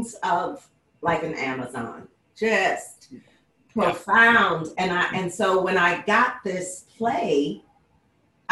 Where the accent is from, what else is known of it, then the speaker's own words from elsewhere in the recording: Detroit, Michigan, United States; now in San Francisco Bay Area, United States; I'm from Detroit. I'm repping Detroit today